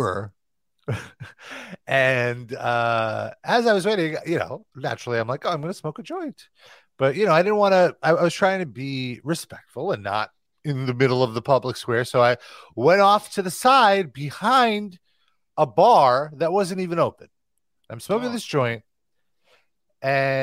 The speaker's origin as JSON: {"language": "English", "region": "New York", "country": "United States", "said": "New York"}